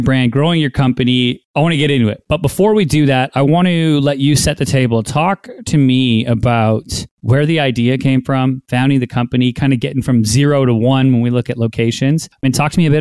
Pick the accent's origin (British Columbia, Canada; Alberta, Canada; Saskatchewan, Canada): British Columbia, Canada; Vancouver; moved away; I'm from Vancouver, Canada. I go home to Vancouver.